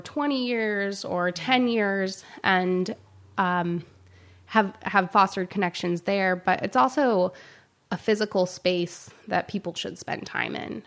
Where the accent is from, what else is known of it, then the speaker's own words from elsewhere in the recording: South Carolina, United States; now in San Luis Obispo, United States; I grew up in South Carolina